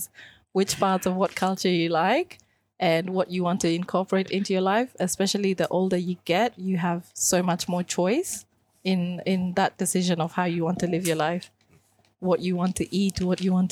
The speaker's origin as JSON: {"language": "English", "town": "Sydney", "region": "New South Wales", "country": "Australia", "tie": "born or raised there", "also_born_or_lived": "Kenya / Caroline Springs, Melbourne", "moved": "as an adult", "lives_now": "Melbourne, Australia", "said": "I moved to Melbourne when I was already an adult. So I grew up in Western Sydney"}